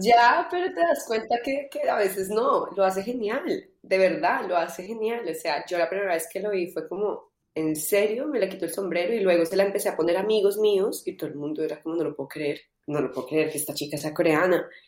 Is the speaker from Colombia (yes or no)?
yes; Colombia; also born or lived in London / Los Angeles; now in Madrid, Spain; soy de Colombia